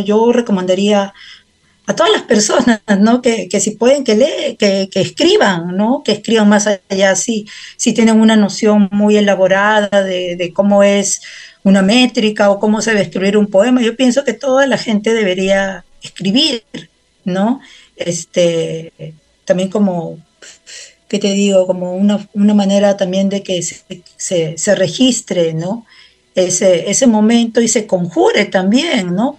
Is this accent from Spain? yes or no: no; Peru; now in Helsinki, Finland; como peruana